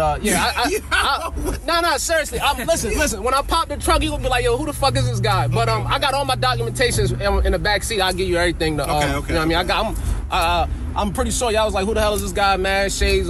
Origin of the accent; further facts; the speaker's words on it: New York, United States; now in Florida, United States; I'm from New York.